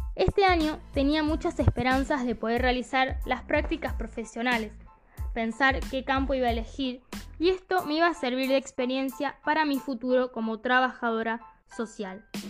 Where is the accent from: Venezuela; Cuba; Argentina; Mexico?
Argentina; Camilo Aldao, Córdoba; mi pueblo